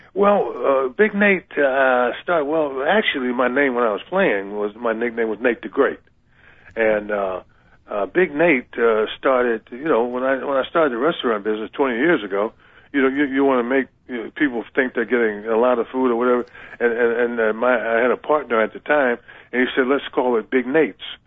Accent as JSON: {"language": "English", "town": "Akron", "region": "Ohio", "country": "United States", "said": "I'm from Akron, Ohio"}